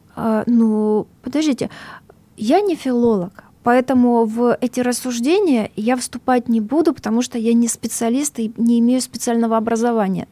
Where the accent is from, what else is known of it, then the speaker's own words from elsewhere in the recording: Donbas, Luhansk Oblast, Ukraine; moved away; Я сама с Донбасса, у меня бабушка 96 лет, она живет э, в ЛНР сейчас, в одном э, поселке, очень хорошем, моем родном